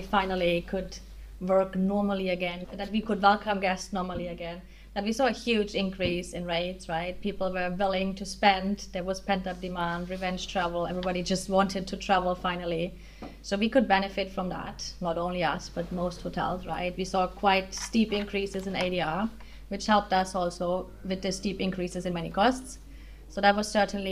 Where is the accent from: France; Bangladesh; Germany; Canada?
Germany; accent: German; English is a second language; moved away as an adult; now in Netherlands; I am German, as you might hear from my accent.